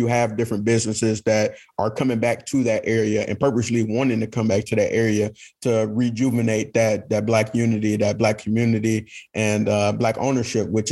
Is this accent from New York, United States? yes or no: no; Detroit, Michigan, United States; I'm from Detroit.